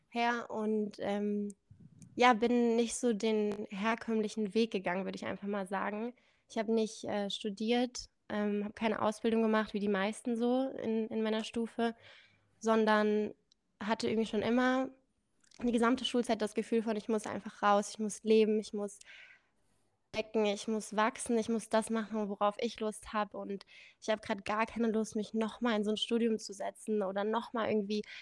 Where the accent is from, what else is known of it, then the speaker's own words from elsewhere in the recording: India; born there; Ich bin in Indien geboren, da kommt auch dieser exotische Name.